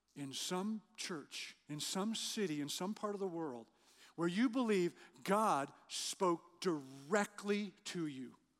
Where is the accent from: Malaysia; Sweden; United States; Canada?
Canada; Western Canada; moved away; I grew up in Western Canada.